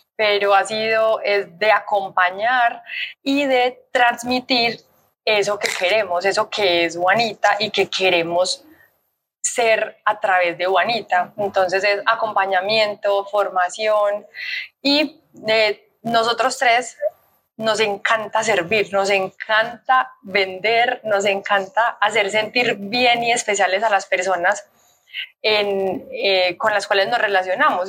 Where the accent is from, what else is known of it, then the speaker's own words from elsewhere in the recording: Colombia; also born or lived in Australia; en Colombia está mi empresa, mi familia, mis amigos, mi gente, mi tierra